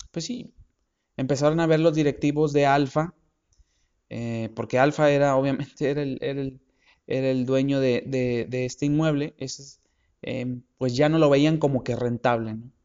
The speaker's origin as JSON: {"language": "Spanish", "town": "Monterrey", "region": "Nuevo León", "country": "Mexico", "said": "los que somos de Monterrey"}